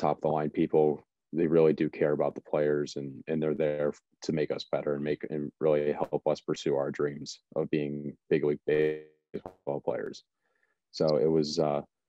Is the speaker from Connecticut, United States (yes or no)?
yes; Watertown, Connecticut, United States; I am back in Connecticut. I'm in my hometown in Watertown